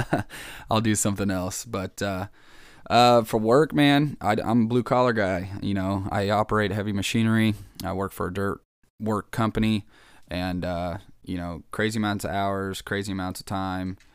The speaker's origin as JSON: {"language": "English", "region": "Kansas", "country": "United States", "said": "I'm from Kansas"}